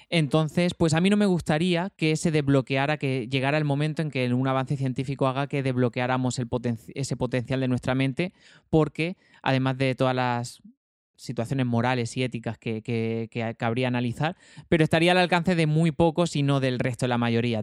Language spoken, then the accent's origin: Spanish; Almería, Andalusia, Spain; yo soy almeriense